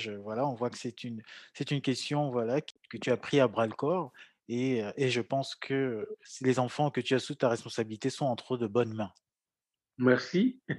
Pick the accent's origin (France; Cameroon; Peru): Cameroon; moi j'ai grandi au Cameroun, j'ai très peu voyagé.